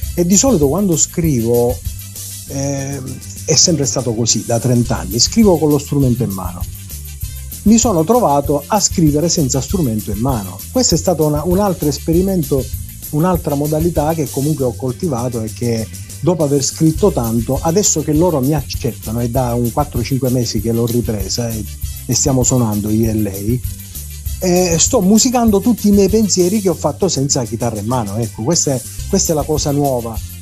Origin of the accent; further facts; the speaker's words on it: Sicily, Italy; noi stessi siciliani